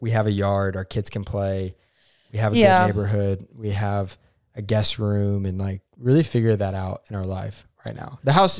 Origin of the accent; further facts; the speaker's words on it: Oklahoma, United States; I'm from Oklahoma. But people hate on our state.